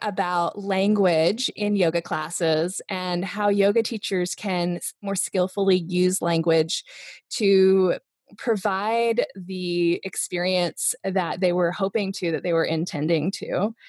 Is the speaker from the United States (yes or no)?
yes; Hawaii, United States; also born or lived in Japan; I was born in Japan, and my mother spoke French to me, my father spoke Dutch to me, and they spoke English to each other. By the time we moved to Hawaii, which was around my fifth birthday